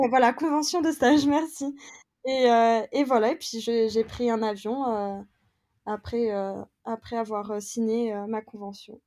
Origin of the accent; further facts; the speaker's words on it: France; moved away as an adult; now in London, United Kingdom; si on est des Français en France